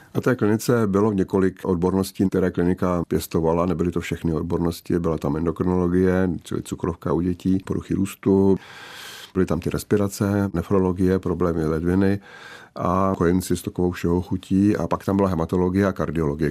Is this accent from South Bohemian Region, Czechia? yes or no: yes; České Budějovice, South Bohemian Region, Czechia; Měl jsem docela volný režim jako dítě, vychovávané v Vilové čtvrti v Českých Budějovicích